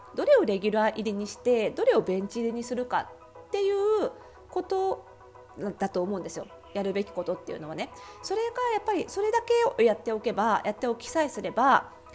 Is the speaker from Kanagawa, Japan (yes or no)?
yes; Kanagawa, Japan; 私あの湘南出身